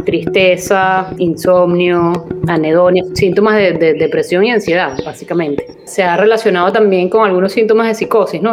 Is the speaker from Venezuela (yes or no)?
yes; Venezuela; moved away as an adult; now in Peru; soy médico psiquiatra venezolana